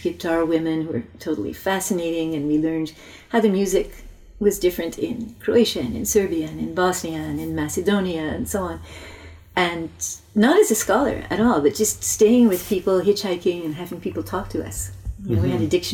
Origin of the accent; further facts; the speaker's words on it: Quebec, Canada; now in Toronto, Canada; I grew up in French Canada in an English-speaking Jewish family